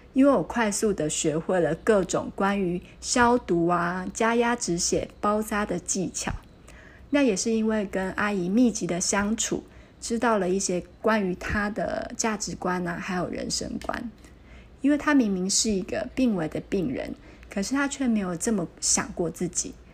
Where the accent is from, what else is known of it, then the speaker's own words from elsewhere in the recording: Kaohsiung, Taiwan; moved away as an adult; now in Taipei, Taiwan; 我是一个北漂的孩子。那我从十八岁开始就离开了我的家乡高雄，来到了台北念书、就业